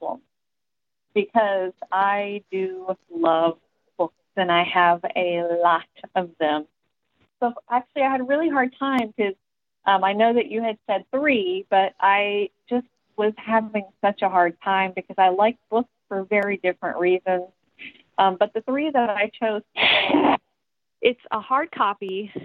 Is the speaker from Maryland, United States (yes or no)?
no; Tennessee, United States; also born or lived in Virginia; I was born in Virginia, but I grew up in Tennessee